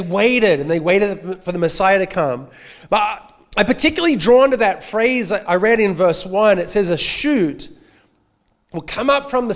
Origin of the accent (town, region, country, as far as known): Australia; accent: Australian